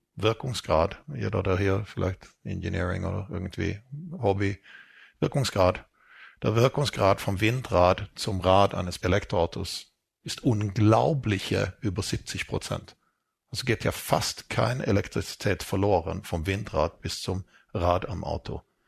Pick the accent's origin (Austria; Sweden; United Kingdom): Sweden; moved away; ich bin in Schweden aufgewachsen